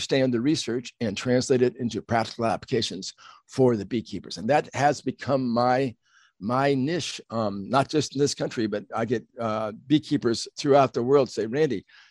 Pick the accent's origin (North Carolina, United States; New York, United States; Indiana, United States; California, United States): California, United States; Southern; I grew up in Southern California, very much involved in nature